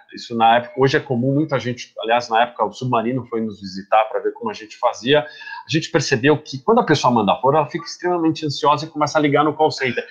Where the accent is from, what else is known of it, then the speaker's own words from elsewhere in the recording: Brazil; moved away as an adult; sou brasileiro